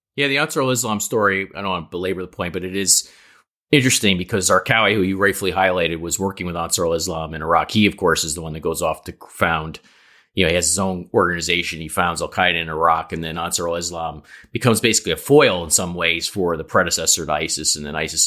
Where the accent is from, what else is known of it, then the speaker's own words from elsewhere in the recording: New York, United States; the New Yorker representative on this podcast